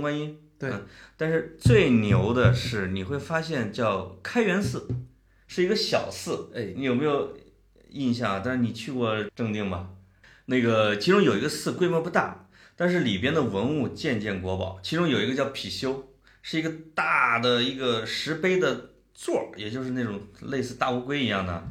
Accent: Puyang, Henan, China; 我们河南有两个地方，一个当然是我们濮阳， 我们濮阳有一个， 有半拉城叫中原油田， 叫对。中， 中原石油勘探局总部

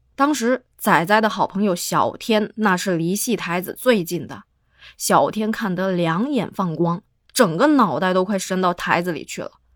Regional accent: Guangdong, China; 在我的老家潮汕地区称之为皮猴儿

